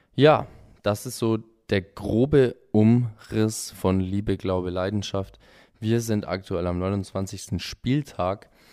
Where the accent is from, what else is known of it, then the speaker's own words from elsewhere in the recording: Augsburg, Bavaria, Germany; wohnhaft und geboren in Augsburg